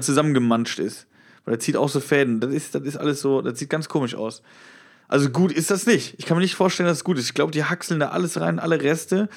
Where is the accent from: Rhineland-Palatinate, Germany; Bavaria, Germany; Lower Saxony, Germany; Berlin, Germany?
Rhineland-Palatinate, Germany; Westerwald; moved away; in Westerwald, wo ich herkomme